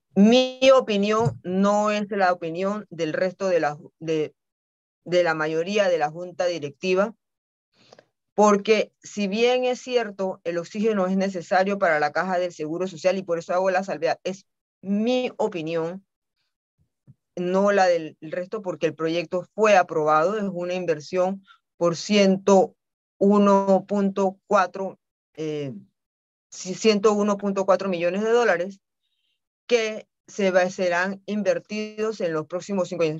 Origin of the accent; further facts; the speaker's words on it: Panama; no nos hemos querido sentar como panameños